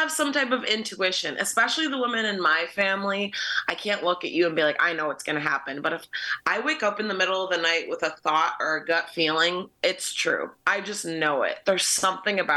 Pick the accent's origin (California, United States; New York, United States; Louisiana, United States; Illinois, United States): New York, United States; Buffalo; also born or lived in Fredonia, New York; I grew up in Buffalo